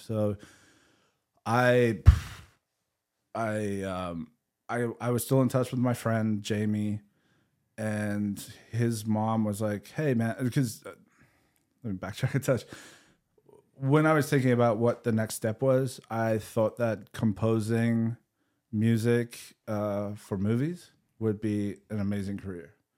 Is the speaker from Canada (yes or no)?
no; South Africa; moved away as an adult; also born or lived in England; growing up in South Africa